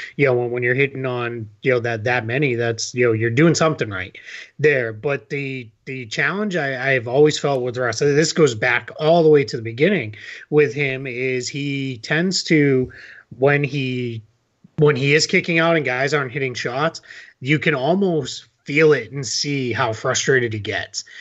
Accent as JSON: {"language": "English", "town": "Boston", "region": "Massachusetts", "country": "United States", "said": "I'm originally from Boston"}